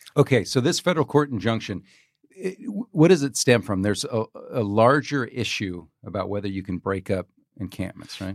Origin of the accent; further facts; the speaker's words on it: Sebastopol, California, United States; I'm from Sebastopol.